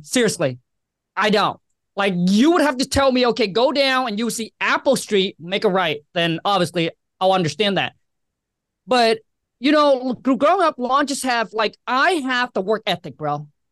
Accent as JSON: {"language": "English", "country": "Vietnam", "tie": "born or raised there", "also_born_or_lived": "Washington State", "moved": "yes", "lives_now": "Washington, United States", "said": "I was born and raised in Vietnam"}